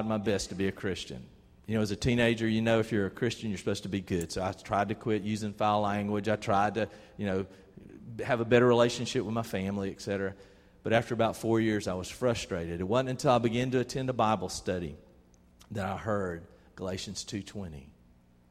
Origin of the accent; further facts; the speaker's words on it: Albany, Georgia, United States; When I was about 13 years old, growing up in Albany, Georgia, we went to First Baptist Church over there